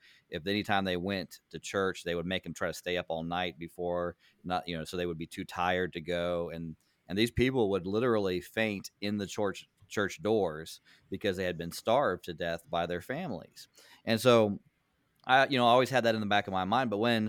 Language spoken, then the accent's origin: English; Senegal; I grew up in Senegal. My parents were missionaries there